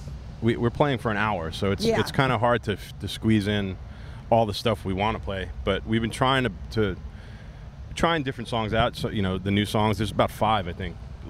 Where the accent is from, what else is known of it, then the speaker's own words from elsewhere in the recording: New York, United States; I'm from New York, and we don't have a rock station.